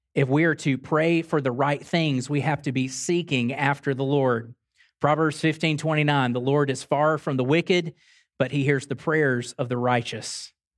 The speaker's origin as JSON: {"language": "English", "town": "Grand Bay", "region": "Alabama", "country": "United States", "tie": "born or raised there", "said": "I drove to my hometown, drove over to Grand Bay, Alabama, watermelon capital of the world."}